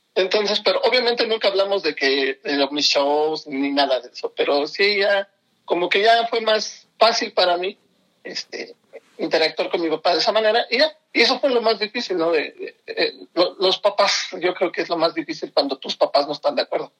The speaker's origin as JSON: {"language": "Spanish", "town": "Pachuca", "region": "Hidalgo", "country": "Mexico", "tie": "born or raised there", "said": "yo nací aquí en Pachuca"}